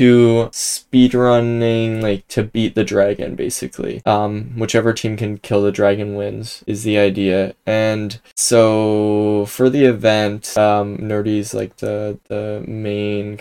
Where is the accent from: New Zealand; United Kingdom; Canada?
Canada; I'm from Canada, so I learned French in high school